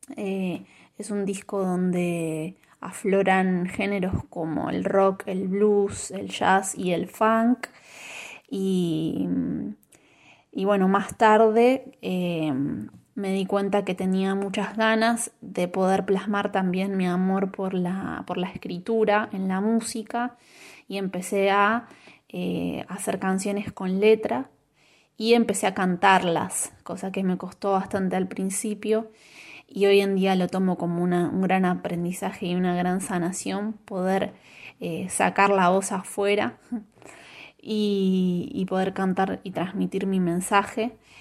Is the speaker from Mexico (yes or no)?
no; Avellaneda, Buenos Aires Province, Argentina; un conservatorio de Avellaneda, de donde yo soy